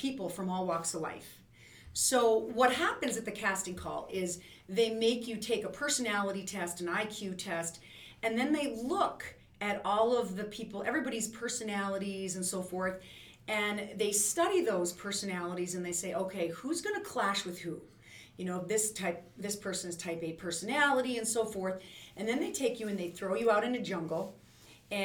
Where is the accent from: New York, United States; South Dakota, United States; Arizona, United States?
South Dakota, United States; North Central; I'm from North Central South Dakota.